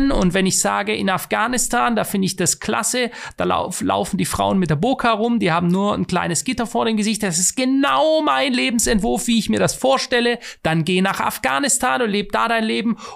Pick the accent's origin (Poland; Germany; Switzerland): Switzerland; ich will es in der Schweiz, wo ich noch als Schweizer Bürger mitbestimmen kann